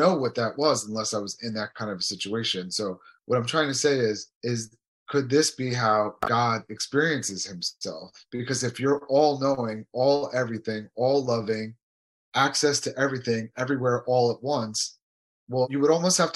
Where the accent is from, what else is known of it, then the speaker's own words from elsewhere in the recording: United States; I grew up in America and we had all the freedoms